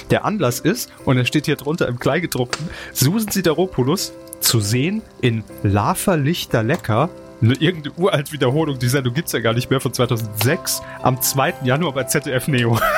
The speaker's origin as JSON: {"language": "German", "region": "Saarland", "country": "Germany", "moved": "yes", "said": "Natürlich ist es unsere Pflicht als Saarländer im Exil, euch darauf aufmerksam zu machen"}